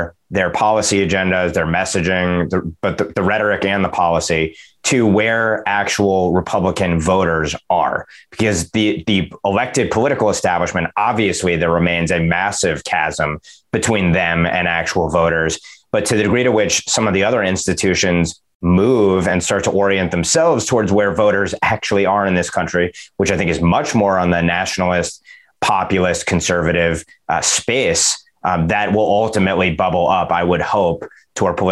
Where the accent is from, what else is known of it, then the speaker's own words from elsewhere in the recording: New Jersey, United States; my home state of New Jersey